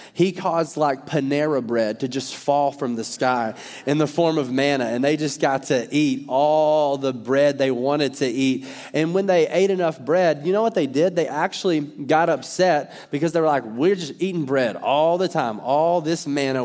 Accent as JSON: {"language": "English", "region": "Arkansas", "country": "United States", "said": "I'm from Arkansas"}